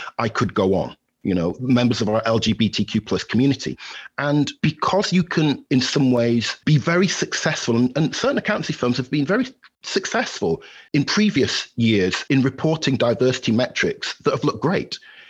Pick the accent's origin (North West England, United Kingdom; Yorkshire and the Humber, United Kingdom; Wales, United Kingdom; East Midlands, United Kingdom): Yorkshire and the Humber, United Kingdom; Halifax; now in Valparaiso, United States; although I reside at Valparaiso University, Indiana, in the United States, I'm a Yorkshire lad at heart. I'm originally from Halifax in West Yorkshire, and by hook and by crook, I've ended up in the United States with my beautiful wife.